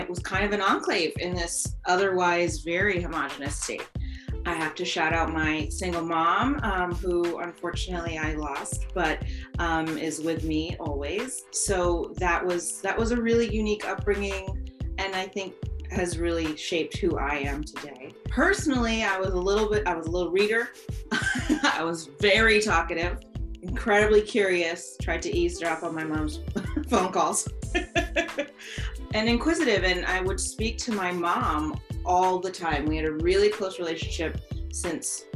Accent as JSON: {"language": "English", "region": "Vermont", "country": "United States", "tie": "born or raised there", "said": "I grew up in Vermont"}